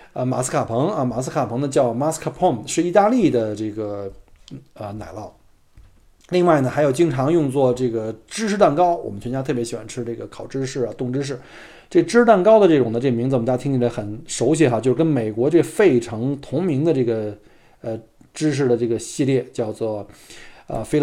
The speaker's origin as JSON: {"language": "Chinese", "region": "Beijing", "country": "China", "tie": "born or raised there", "said": "我呢，就一土生土长的北京人啊，当然可能北京人听我的口音并不北京了，因为从小生产生长在这个燕山石化。"}